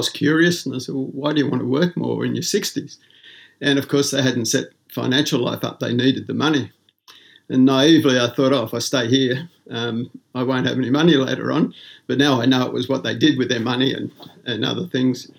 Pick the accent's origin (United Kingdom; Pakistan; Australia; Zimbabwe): Australia; Sydney, New South Wales; I was born in Sydney, Australia, home from hospital to a suburb called West Ryde. But soon after that, my parents bought a general store in a little beachside suburb called Stanmore Park on the south coast of Sydney